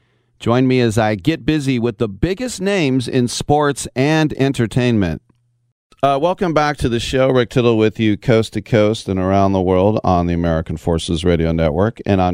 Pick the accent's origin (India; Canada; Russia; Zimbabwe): Russia; It's like, oh, I'm from Russia.